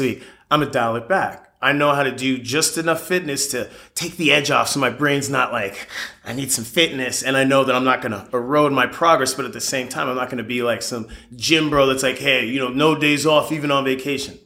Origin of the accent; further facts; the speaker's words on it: Palos Verdes Estates, California, United States; also born or lived in Florida; Born and raised in the South Bay, specifically Palos Verdes Estates